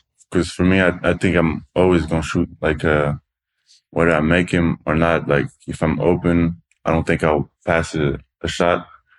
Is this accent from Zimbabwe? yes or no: no; Toulouse, Occitania, France; English is a second language; Toulouse. It's like the South France.